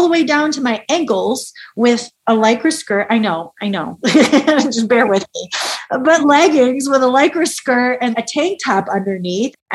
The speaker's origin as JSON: {"language": "English", "region": "upstate New York", "country": "United States", "tie": "born or raised there", "said": "I grew up in the Northeast, I grew up in upstate New York."}